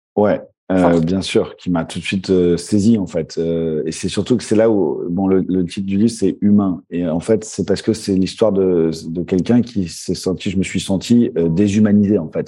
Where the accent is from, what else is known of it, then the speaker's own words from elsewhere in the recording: Paris, Île-de-France, France; j'ai grandi en France, à Paris